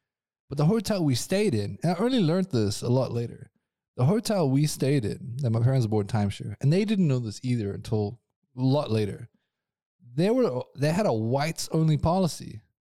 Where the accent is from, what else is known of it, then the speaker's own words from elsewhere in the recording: Johannesburg, Gauteng, South Africa; moved away as an adult; now in Switzerland; I grew up in South Africa, and I never went overseas till the age of 23.